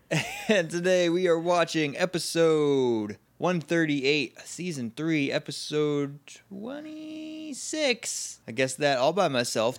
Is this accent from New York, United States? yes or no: no; Massachusetts, United States; I'm from Massachusetts specifically